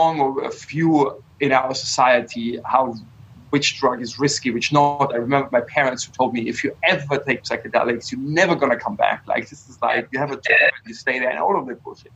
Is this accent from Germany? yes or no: yes; Bavaria, Germany; I grew up in Bavaria where beer is sort of like a basic nutrition